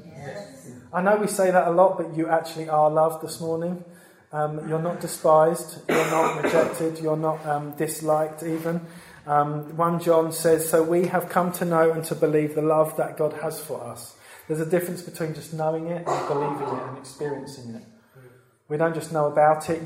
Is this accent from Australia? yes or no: no; Brentwood, East of England, United Kingdom; I grew up in Brentwood